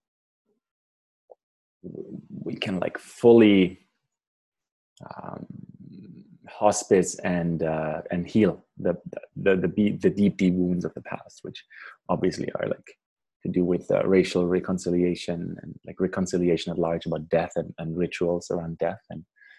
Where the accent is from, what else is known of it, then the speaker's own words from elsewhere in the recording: Germany; moved away as an adult; also born or lived in Paraguay / Canada; I grew up in Germany, moved to Paraguay in South America as a teenager, and I was 14, 15, for a year